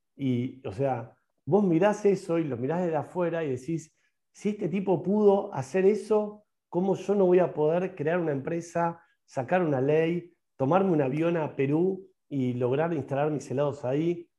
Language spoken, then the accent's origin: Spanish; Argentina; Yo soy un emprendedor que la va a romper en la Argentina, que la va a romper en mi país